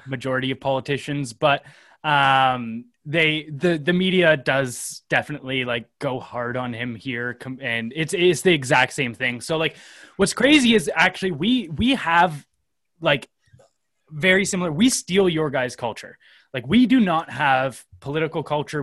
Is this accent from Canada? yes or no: yes; Canada; as a Canadian